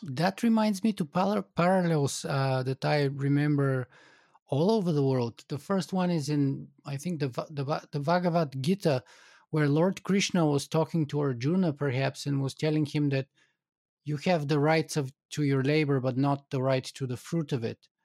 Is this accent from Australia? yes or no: no; Bulgaria; moved away; I grew up in Bulgaria